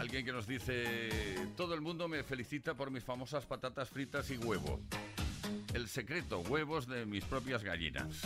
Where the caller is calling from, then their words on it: Seville, Andalusia, Spain; de Sevilla.